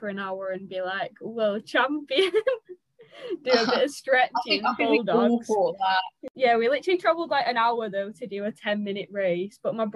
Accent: Lancashire, North West England, United Kingdom; I'm from Lancashire. Yeah. If you can't already tell, up north.

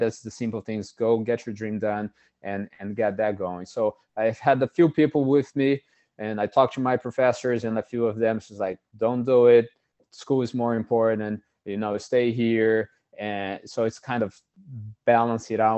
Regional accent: Brazil; moved away as an adult; now in United States; I am, uh, born and raised in Brazil

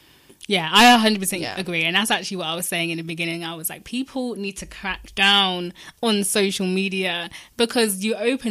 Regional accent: Portsmouth, South East England, United Kingdom; now in London, United Kingdom; where I'm from, I'm from Portsmouth.

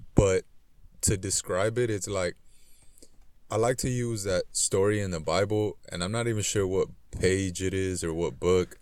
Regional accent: Los Angeles, California, United States; I grew up in South Central Los Angeles

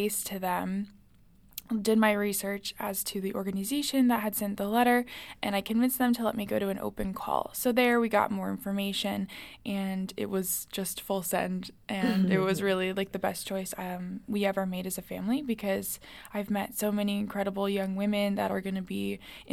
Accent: Florida, United States; moved away as an adult; now in Washington, D.C., United States; I'm a sophomore here at American University, and I'm from Florida

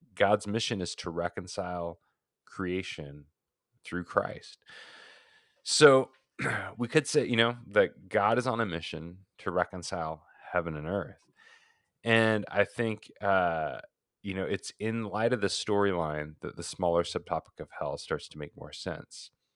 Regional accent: Oregon, United States; moved away as an adult; also born or lived in Portland, Oregon; now in Phoenix, United States; fifteen of those years in my home state of Oregon

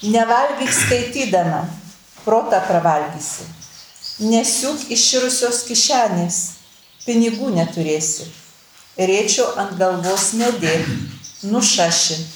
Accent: near Prienai, Kaunas County, Lithuania; accent: Kapsas (Kapsų tarmė); Mano tarmė, aš esu gimus taip netoli prienų, tik toj pusė, mus nuo Dzukijos skirdavo Nemunas, o iki prienų man buvo 11 km. Ir taigi ta mano tarmė yra tokia e, kapsų.

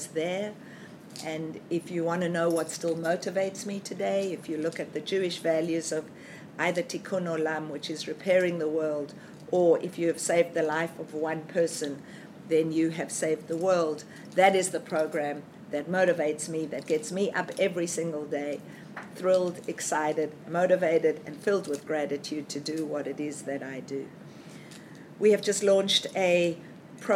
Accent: South Africa; now in Australia; I was born in South Africa

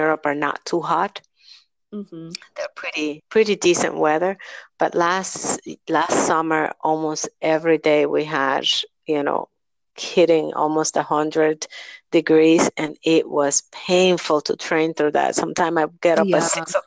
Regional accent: New York, United States; I grew up in New York

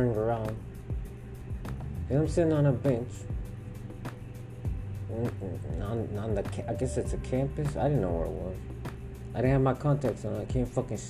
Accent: Houston, Texas, United States; I'm from Houston

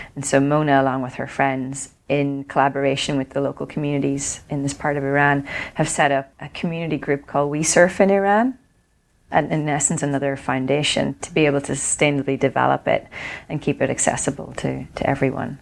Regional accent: Ireland; when I grew up in Ireland before surfing was cool

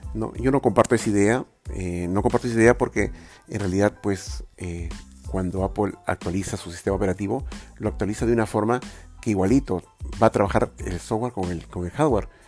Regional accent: Lima, Peru; soy de Lima.

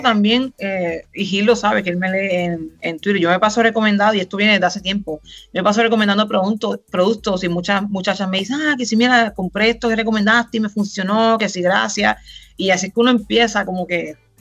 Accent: Río Grande, Puerto Rico; moved away as an adult; Puertorriqueña, nacida y criada en Puerto Rico, Duro

